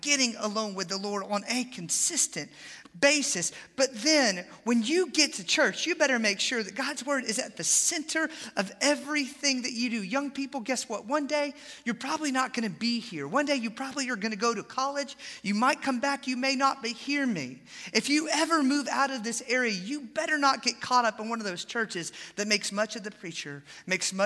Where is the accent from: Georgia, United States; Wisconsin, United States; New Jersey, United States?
Georgia, United States; Atlanta; moved away; I grew up in Atlanta